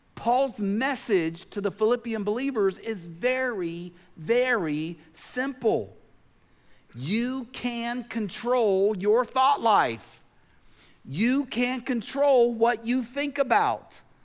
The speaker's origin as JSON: {"language": "English", "region": "Tennessee", "country": "United States", "tie": "born or raised there", "said": "growing up in Tennessee"}